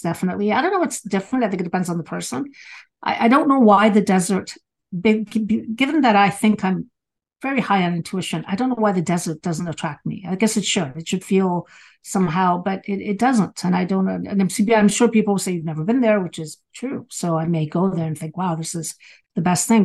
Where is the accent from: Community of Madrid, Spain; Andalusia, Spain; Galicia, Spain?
Galicia, Spain; moved away; where I was born in Spain, it is the Northwest